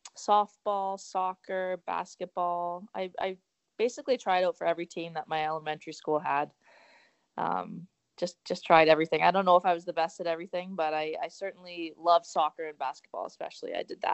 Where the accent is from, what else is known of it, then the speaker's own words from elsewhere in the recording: Oakville, Ontario, Canada; my hometown, Oakville